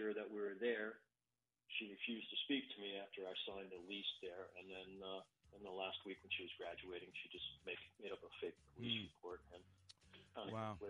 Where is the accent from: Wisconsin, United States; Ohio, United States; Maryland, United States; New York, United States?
Maryland, United States; Baltimore; now in Orlando, United States; I live in Orlando, she's in Baltimore, I grew up in Baltimore.